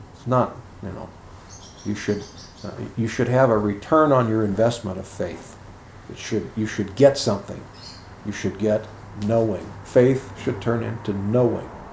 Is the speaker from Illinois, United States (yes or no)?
yes; Chicago, Illinois, United States; when I was a kid growing up in Chicago